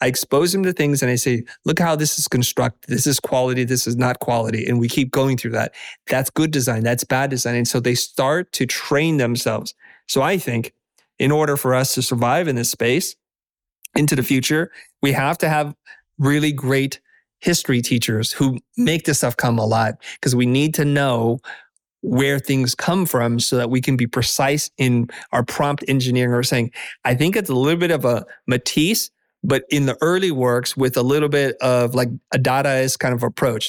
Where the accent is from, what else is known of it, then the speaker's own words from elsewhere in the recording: Silicon Valley, California, United States; I grew up in the Valley, in Silicon Valley, as a first generation immigrant